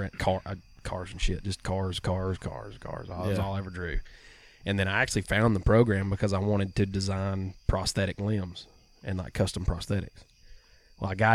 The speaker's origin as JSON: {"language": "English", "town": "Jasper", "region": "Alabama", "country": "United States", "tie": "born or raised there", "also_born_or_lived": "Union Chapel, Alabama", "said": "I'm born and raised Union Chapel"}